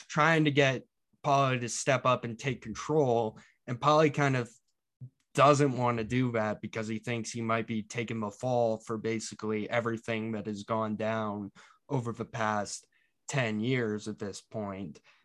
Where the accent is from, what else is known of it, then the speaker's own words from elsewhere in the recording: Utah, United States; I'm from Utah